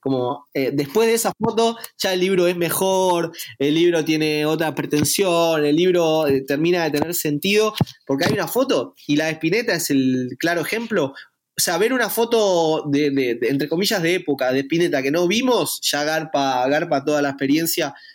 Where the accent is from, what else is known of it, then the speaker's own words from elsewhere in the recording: Argentina; somos argentinos y nacimos acá